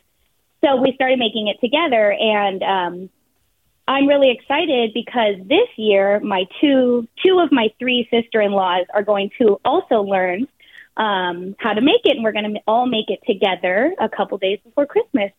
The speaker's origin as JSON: {"language": "English", "town": "Toronto", "region": "Ontario", "country": "Canada", "also_born_or_lived": "Bay Area", "moved": "yes", "lives_now": "San Francisco Bay Area, United States", "said": "I'm from Toronto, Canada originally. So my parents are there"}